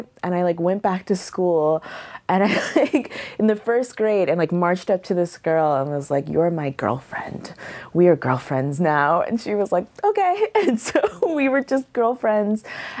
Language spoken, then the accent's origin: English; Killeen, Texas, United States; I identify as a Texan, which like is like what's your like preferred pronoun? My preferred pronoun is Texan.